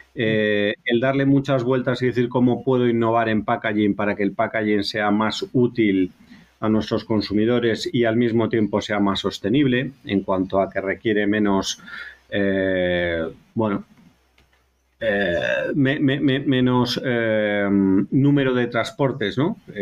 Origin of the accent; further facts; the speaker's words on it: Galicia, Spain; soy gallego, voy a hacer un poquito de, de publicidad de mi tierra